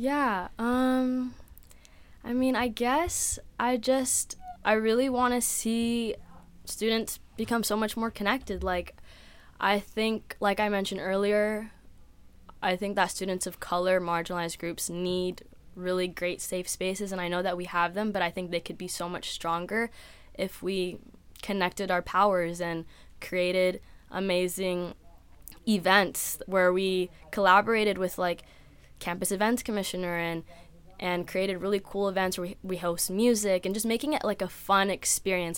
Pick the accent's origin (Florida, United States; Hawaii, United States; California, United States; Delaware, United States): California, United States; San Diego; I'm from San Diego, California